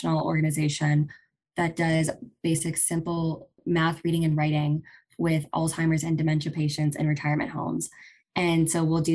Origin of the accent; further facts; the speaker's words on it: Augusta, Georgia, United States; I am from Augusta, Georgia, and I grew up with just my parents